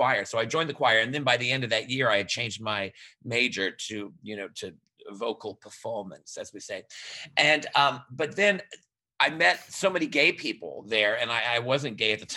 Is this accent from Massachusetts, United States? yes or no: no; New Orleans, Louisiana, United States; moved away as an adult; also born or lived in New York; now in Fort Lauderdale, United States; I was from New Orleans. Yes, I lived there pretty much my whole life